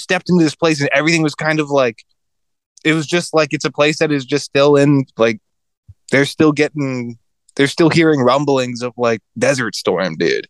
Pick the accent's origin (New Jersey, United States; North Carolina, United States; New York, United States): North Carolina, United States; Fayetteville; I was joking like, oh, I'm from Fayetteville, but like Fayetteville is where Fort Bragg is. And like, that's so like right. Eastern North Carolina, there's Fort Bragg, Camp Lejeune, and Cherry Point